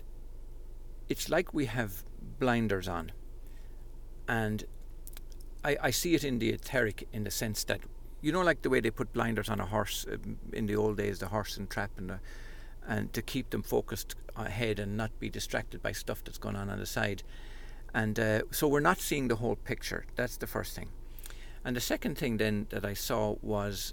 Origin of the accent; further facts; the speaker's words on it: Ireland; growing up in Holy Catholic Ireland